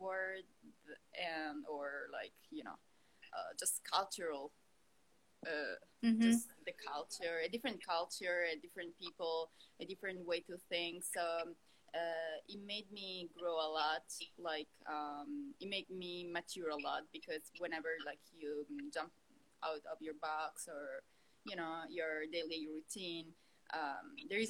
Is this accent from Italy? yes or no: yes; Italy; moved away as an adult; now in Los Angeles, United States; I'm a doctor from Italy, and I'm an ophthalmologist from Italy, and right now I'm based in LA for my fellowship.